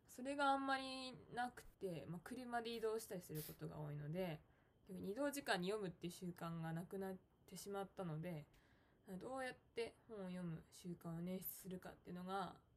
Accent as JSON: {"language": "Japanese", "region": "Tokyo", "country": "Japan", "tie": "born or raised there", "also_born_or_lived": "Tottori Prefecture", "moved": "as an adult", "lives_now": "Tottori, Japan", "said": "私は、あの、東京出身なんですけど、うん今仕事の関係で、あの、鳥取県に、あの、去年から住んでます"}